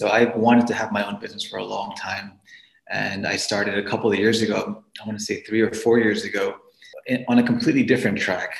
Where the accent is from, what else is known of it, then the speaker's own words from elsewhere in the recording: New York City, New York, United States; moved away as an adult; now in Pittsburgh, United States; I'm originally from New York City.